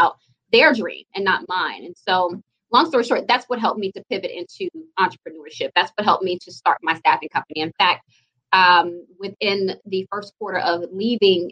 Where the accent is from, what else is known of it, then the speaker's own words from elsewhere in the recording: Jackson, Mississippi, United States; I grew up in Jackson, over in the Queens, off Flag Chapel on Northside Drive